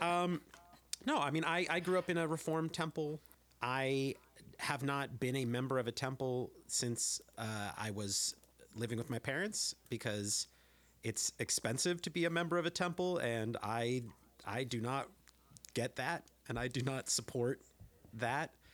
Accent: San Jose, California, United States; now in Berkeley, United States; I grew up in San Jose

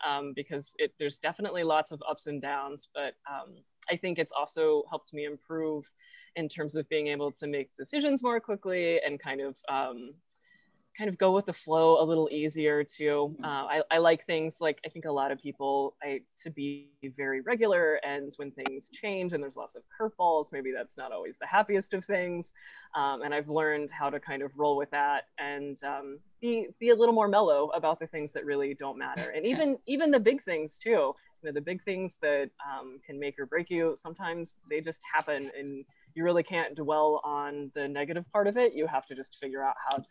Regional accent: Fayetteville, Arkansas, United States; I'm actually from Fayetteville and live in Fayetteville

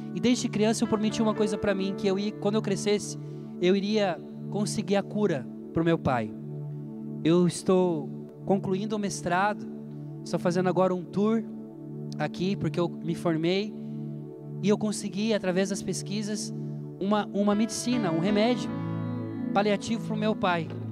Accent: Brazil; now in Italy; Eu sou brasileiro e eu sei falar italiano e eu moro aqui

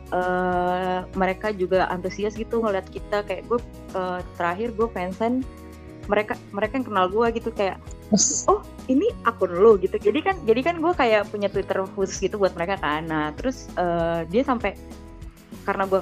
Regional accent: Indonesia; gue dari Indonesia tuh kayak uh, punya punya grup

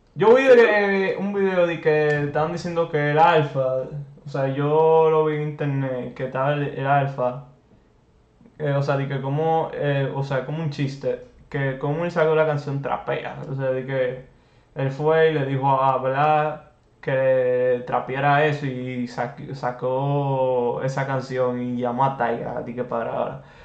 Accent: Dominican Republic; nos representa como dominicanos

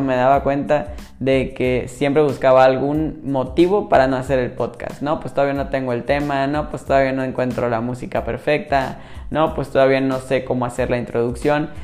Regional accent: Mérida, Yucatán, Mexico; yo soy originario de México y soy de Mérida, Yucatán

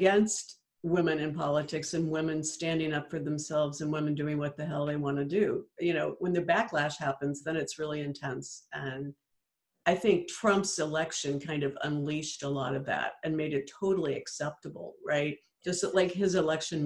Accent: Missouri, United States; moved away as an adult; I'm from Missouri

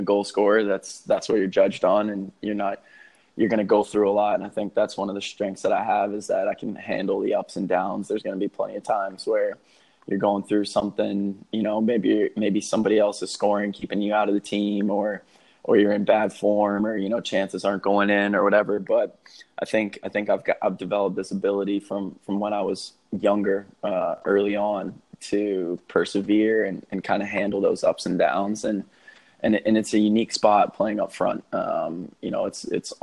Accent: Dallas, Texas, United States; I grew up in Dallas, Texas

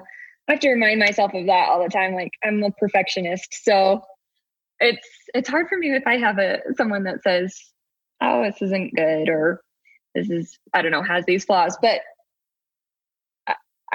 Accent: Pacific Northwest, United States; now in Salt Lake City, United States; I grew up in the Pacific Northwest

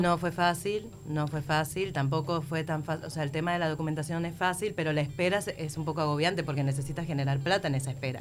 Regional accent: Venezuela; moved away as an adult; now in Montevideo, Uruguay

